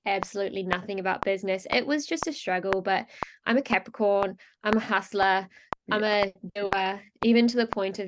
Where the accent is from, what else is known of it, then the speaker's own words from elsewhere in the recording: New Zealand; moved away as an adult; also born or lived in France; I grew up in New Zealand and I actually left when I was 18 and I moved over to France